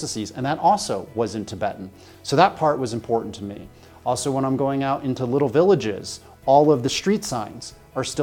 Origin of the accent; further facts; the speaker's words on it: New Hampshire, United States; moved away as an adult; now in China; When I was a school child in New Hampshire